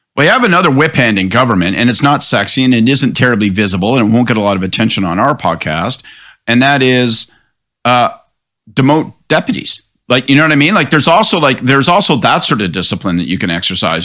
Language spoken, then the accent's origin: English; Prince Edward–Hastings, Ontario, Canada; So, personally, I grew up in Prince Edward Hastings